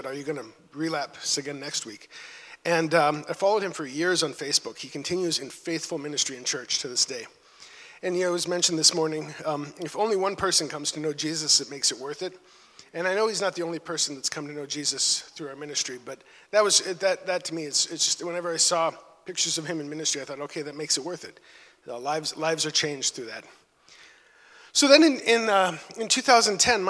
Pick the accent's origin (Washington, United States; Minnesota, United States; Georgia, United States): Minnesota, United States; moved away as an adult; also born or lived in Chicago; I'm from Minnesota